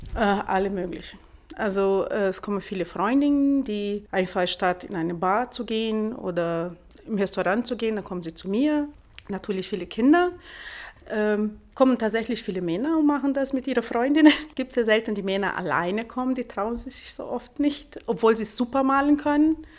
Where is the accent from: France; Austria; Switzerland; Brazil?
Brazil; German is a second language; also born or lived in Italy (ancestry); now in Munich, Germany; Ich komme aus Brasilien.